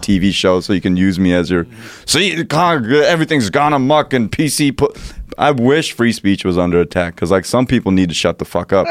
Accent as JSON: {"language": "English", "region": "New Jersey", "country": "United States", "said": "I'm from Jersey"}